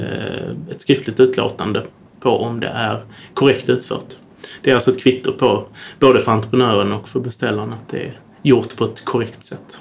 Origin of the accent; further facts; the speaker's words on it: Södra Sandby, Skåne, Sweden; där jag är uppvuxen, i Södra Sandby utanför Lund